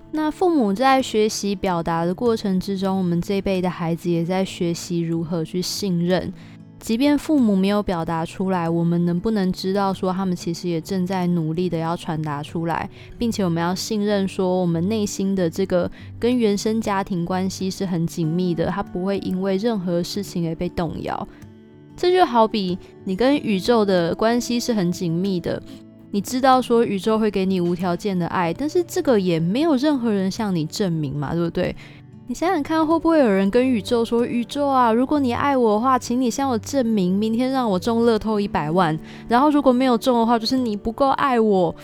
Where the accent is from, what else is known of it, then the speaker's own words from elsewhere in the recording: Kaohsiung, Taiwan; 因为我是高雄人，所以我妈妈会买那个Pasadena的面包